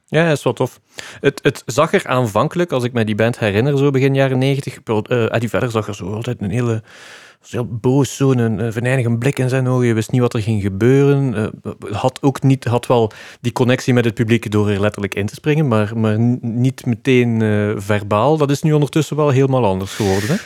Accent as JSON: {"language": "Dutch", "region": "Flanders", "country": "Belgium", "said": "als Vlamingen"}